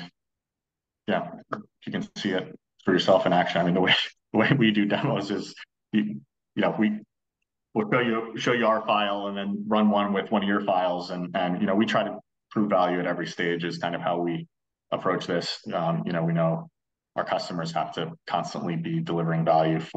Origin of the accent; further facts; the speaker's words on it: Maryland, United States; I grew up in Maryland